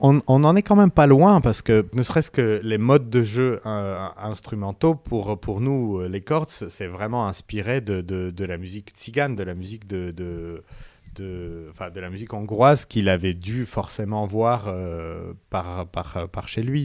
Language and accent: French; Yerevan, Armenia; moved away; also born or lived in Paris; la classe parallèle à la mienne, euh, à l'école euh, Tchaïkovski à, Yerevan